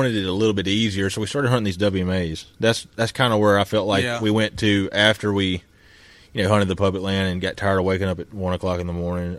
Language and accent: English; United States; growing up in Abbott County, we ain't really experienced pigs.